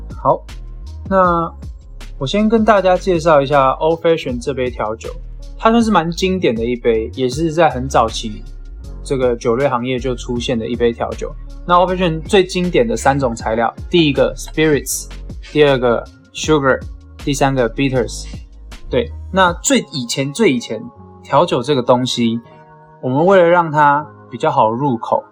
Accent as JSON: {"language": "Chinese", "country": "Taiwan", "said": "我们台湾人的口味，就是喜欢甜的感觉"}